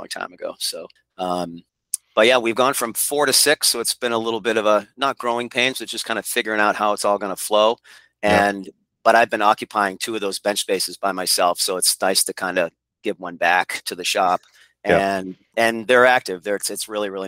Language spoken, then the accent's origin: English; Portsmouth, New Hampshire, United States; I was born in Portsmouth, New Hampshire, and both of my grandfathers and one of my uncles came up at the shipyard, and it's always been the River City to me